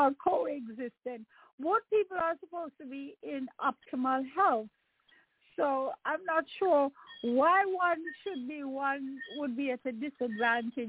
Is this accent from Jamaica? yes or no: yes; Jamaica; now in Maryland, United States; I'm a Jamaican